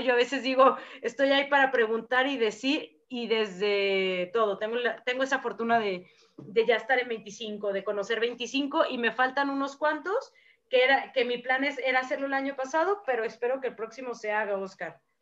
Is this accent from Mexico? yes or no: yes; Mexico; nuestras culturas y tradiciones como mexicanos